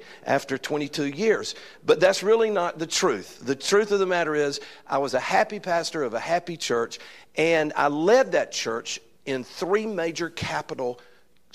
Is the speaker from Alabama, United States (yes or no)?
yes; Alabama, United States; accent: Alabama accent; I am from Alabama